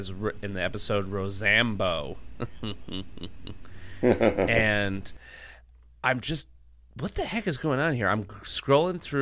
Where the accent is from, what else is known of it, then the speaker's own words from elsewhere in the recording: Lansing, Michigan, United States; Lansing, Michigan, my hometown area